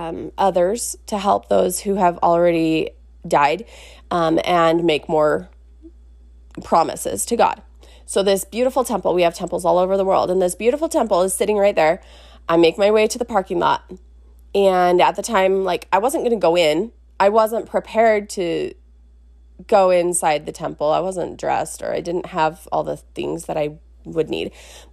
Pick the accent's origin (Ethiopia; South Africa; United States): United States; Salt Lake City, Utah; actually from where I grew up in Salt Lake.